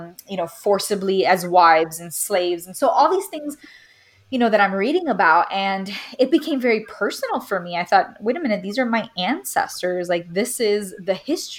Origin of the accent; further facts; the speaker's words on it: Miami, Florida, United States; moved away; growing up in Miami, it's a very Caribbean climate